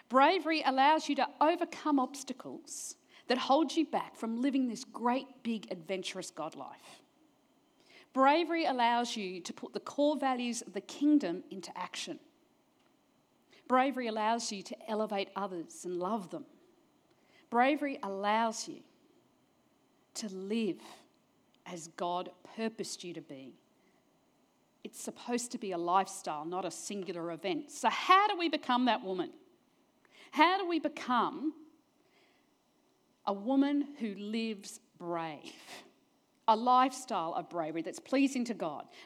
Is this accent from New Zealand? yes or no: yes; New Zealand; born there; I was born in New Zealand, never mind, but got smart, New Zealand.